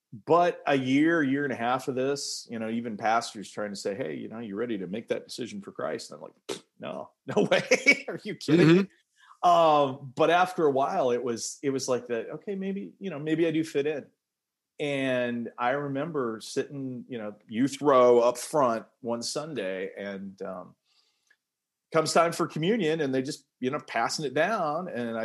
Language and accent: English; California, United States; born there; also born or lived in North Carolina / Iowa; I was born in California. We moved all over the place.